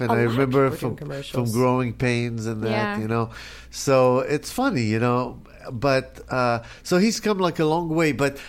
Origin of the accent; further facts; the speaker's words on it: the South, United States; That's probably because I'm from the South and not from L.A., you know?